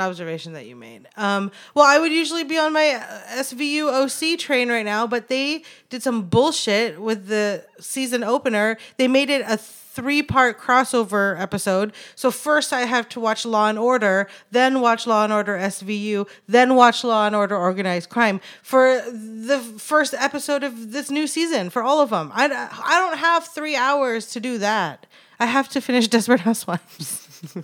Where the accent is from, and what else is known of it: Anchorage, Alaska, United States; born or raised there; now in Los Angeles, United States